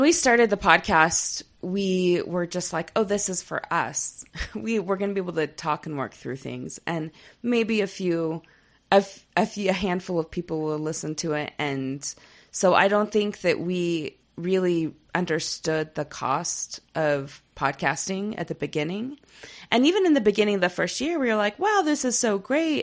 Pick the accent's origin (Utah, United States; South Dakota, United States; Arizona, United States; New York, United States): Utah, United States; moved away; I'm from Utah County